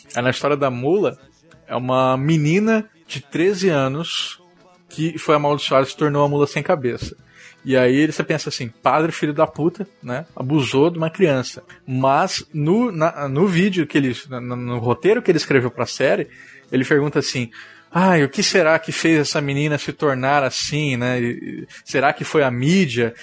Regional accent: Mato Grosso do Sul, Brazil; Eu sou de Mato Grosso do Sul

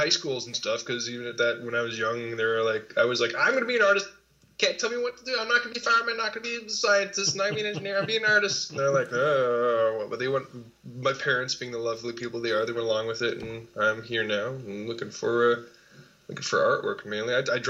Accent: Toronto, Ontario, Canada; also born or lived in Georgetown, Canada; now in Mississauga, Canada; upbringing out of Toronto. Mississauga now, but it was Toronto.

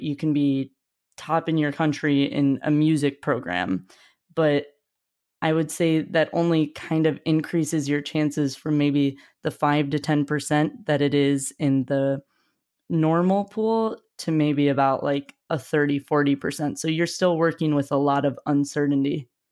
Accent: Wisconsin, United States; moved away; also born or lived in Ohio; I'm from Wisconsin initially, but I actually did high school in Ohio

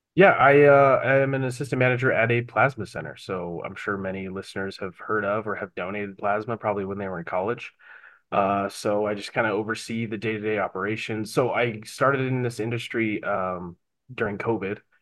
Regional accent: Bountiful, Utah, United States; I grew up in Bountiful

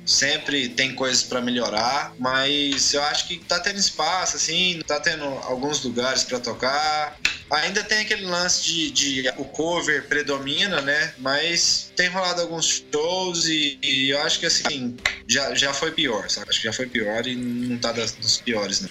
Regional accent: Araguari, Minas Gerais, Brazil; moved away as an adult; also born or lived in Australia; now in Uberlândia, Brazil; eu sou de Araguari, eu moro em Berlândia, que é uma cidade que já é maior e tal, mas sou de Araguari

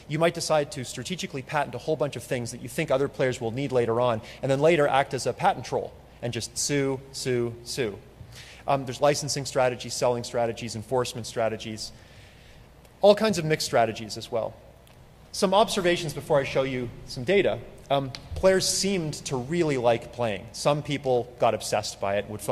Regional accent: Canada; I'm from Canada

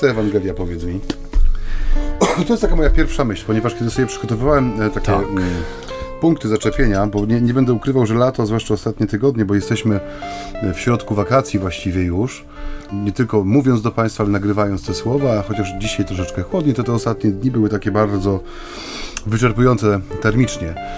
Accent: Silesian Voivodeship, Poland; u nas na Śląsku

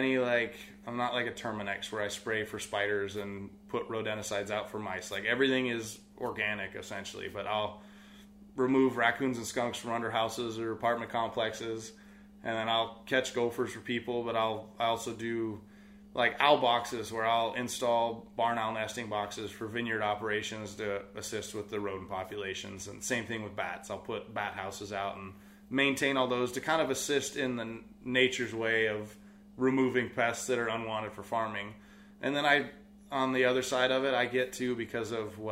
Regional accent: Sonoma County, California, United States; also born or lived in Tennessee; I was born and raised here in Sonoma County

